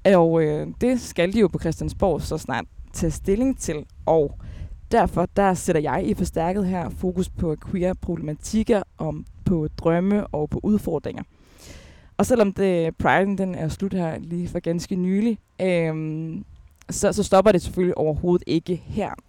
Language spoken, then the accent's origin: Danish; Aalborg, North Denmark Region, Denmark; jeg er vokset op i Aalborg